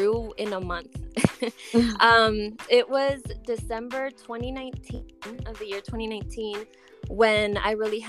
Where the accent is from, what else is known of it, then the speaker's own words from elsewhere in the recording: Colorado, United States; also born or lived in Durango, Mexico; I was actually born in Durango, Mexico. And I moved to the United States when I was 4 years old, and I've been here ever since. And by here, I mean Colorado.